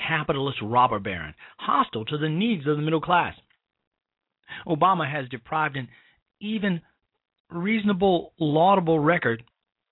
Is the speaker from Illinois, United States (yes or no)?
yes; Chicago, Illinois, United States; my hometown of the great city of Chicago, state of Illinois